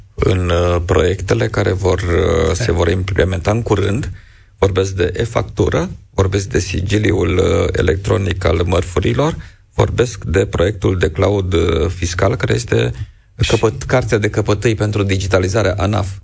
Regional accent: Romania; ca și român

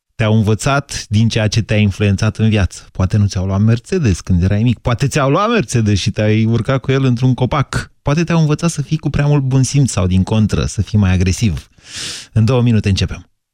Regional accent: Drobeta-Turnu Severin, Mehedinți County, Romania; eram de la Severin

